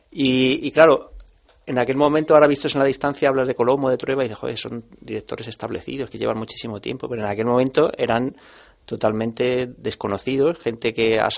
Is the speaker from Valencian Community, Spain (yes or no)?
no; Salamanca, Castile and León, Spain; yo soy de Salamanca y, y de pequeño siempre, pasaba el Sud Express por allí, que es un tren que va desde Lisboa hasta París